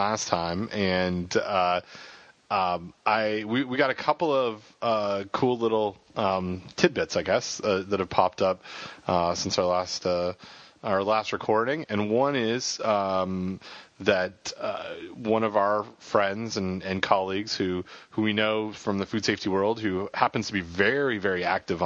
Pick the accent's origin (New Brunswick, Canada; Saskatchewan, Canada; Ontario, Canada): Ontario, Canada; Toronto; The Toronto Maple Leafs, my hometown team